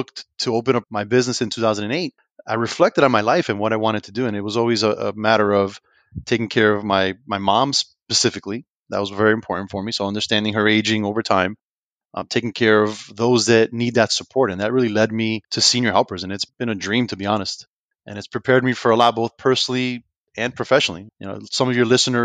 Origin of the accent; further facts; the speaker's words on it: Union City, New Jersey, United States; now in Lakeland, United States; I grew up in Union City, New Jersey.